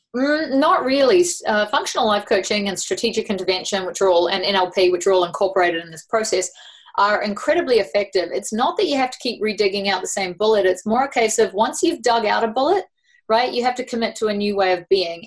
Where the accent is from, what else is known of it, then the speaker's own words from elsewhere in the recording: New Zealand; accent: New Zealand; also born or lived in Sydney, Australia; now in Fernie, Canada; I was born in Sydney and raised in New Zealand. That's what the accent's about.